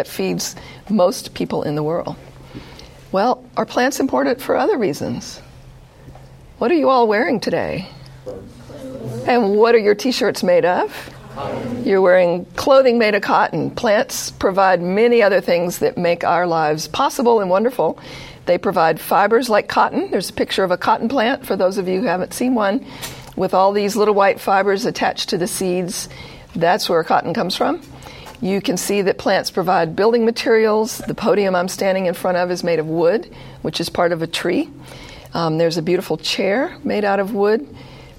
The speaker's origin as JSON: {"language": "English", "region": "the South", "country": "United States", "tie": "born or raised there", "moved": "yes", "said": "I grew up in the South"}